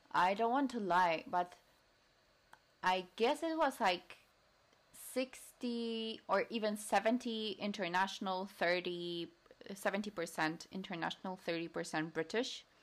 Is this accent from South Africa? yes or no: no; western Poland, Poland; English is a second language; moved away as an adult; also born or lived in London, United Kingdom; now in Warsaw, Poland; i'm not from warsaw this was not once, not twice that was mentioned to me, or that I'm coming from the western side, very close to Germany